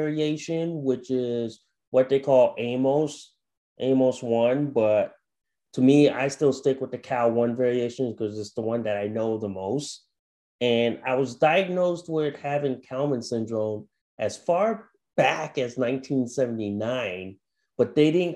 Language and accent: English; Plainville, Connecticut, United States; also born or lived in Thailand; I'm from Plainville, Connecticut in the New England states. So I've been a lifelong New Englander since birth. I'm originally from Thailand, so I immigrated as a baby.